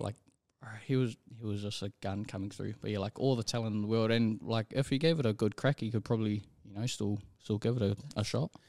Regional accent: Auckland, New Zealand; born and raised out in, out in Rewa

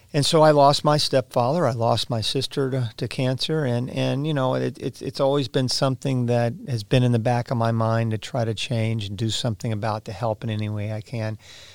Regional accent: Florida, United States; Well, I was born and raised in Florida, Kim. I'm a third-generation Floridian and literally learned how to swim before I learned how to walk.

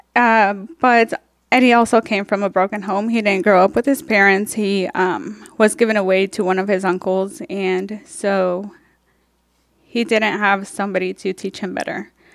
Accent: Mexico; now in Topeka, United States; I was born in Mexico, um, where I was raised by my two siblings

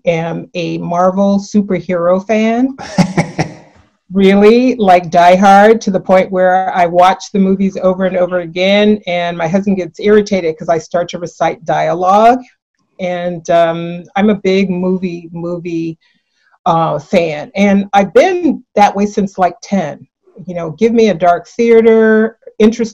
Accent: San Francisco, California, United States; I grew up in San Francisco, born and raised here

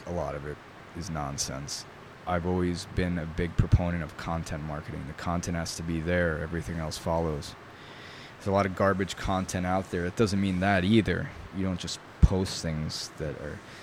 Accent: New York, United States; first language Italian; English is a second language; I grew up in New York.

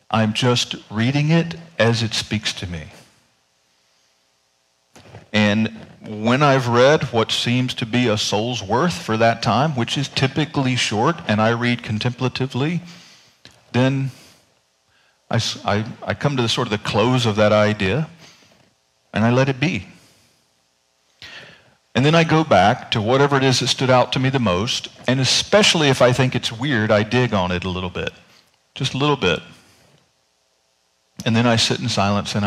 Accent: North Carolina, United States; moved away; I grew up in North Carolina

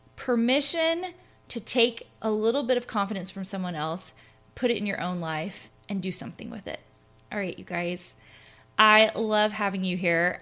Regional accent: Clarksville, Tennessee, United States; also born or lived in Minnesota; now in Utah, United States; I'm originally from Tennessee. I grew up in Tennessee, in a little town called Clarksville

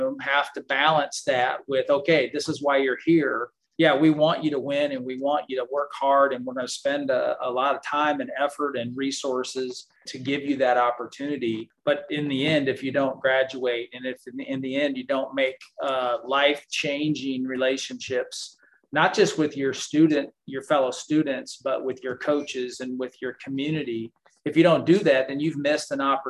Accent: St. Louis, Missouri, United States; I'm from St. Louis

